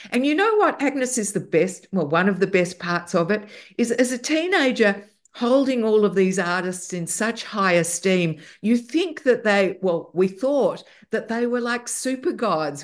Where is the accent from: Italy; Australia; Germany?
Australia; in Australia, we grew up with all the music we had from the U K, from Canada, and from the States, as well as our local music